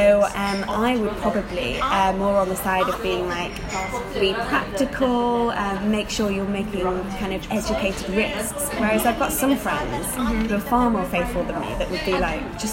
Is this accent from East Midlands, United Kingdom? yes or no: yes; Chesterfield, East Midlands, United Kingdom; accent: northern; now in London, United Kingdom; I'm from the north of England. I would have actually said the Midlands before I moved to London, because it is technically, it's a place called Chesterfield in Derbyshire